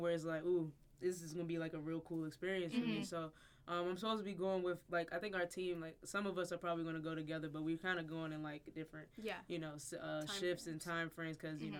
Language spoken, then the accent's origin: English; Maryland, United States; moved away as an adult; now in Pennsylvania, United States; I'm from Maryland